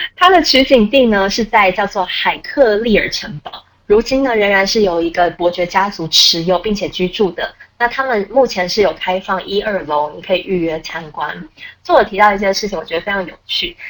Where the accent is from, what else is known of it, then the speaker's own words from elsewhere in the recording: Taiwan; 身为台湾人，我实在是非常羡慕